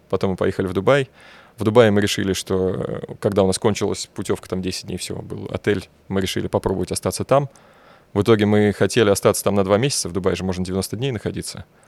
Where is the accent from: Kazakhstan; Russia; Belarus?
Russia; Bashkortostan; moved away; я татарин, ребят. Я говорю, я вообще из Башкирии